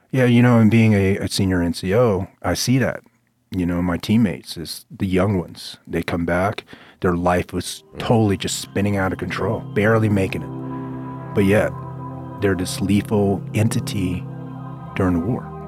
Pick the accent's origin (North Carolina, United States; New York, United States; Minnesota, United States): North Carolina, United States; Fayetteville; also born or lived in Vietnam; when I left Vietnam and I, and I came over to the United States, I was raised in Fayetteville, North Carolina